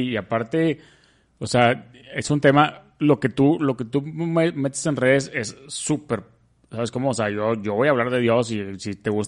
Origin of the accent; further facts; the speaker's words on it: Monterrey, Nuevo León, Mexico; yo siempre diría que o es el queso fundido como buen regio